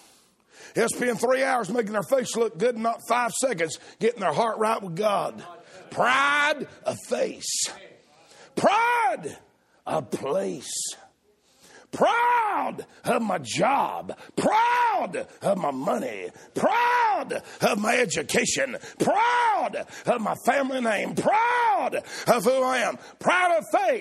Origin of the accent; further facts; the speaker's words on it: the South, United States; I'm a Southerner